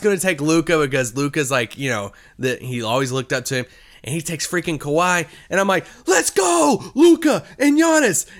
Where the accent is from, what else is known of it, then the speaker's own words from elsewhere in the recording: Kentucky, United States; I'm from Kentucky